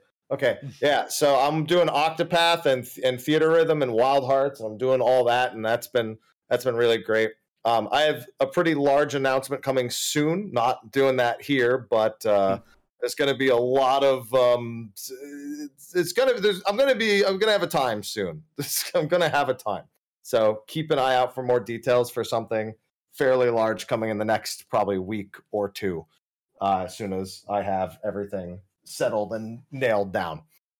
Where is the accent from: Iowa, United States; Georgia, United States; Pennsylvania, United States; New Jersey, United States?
New Jersey, United States; I'm from New Jersey.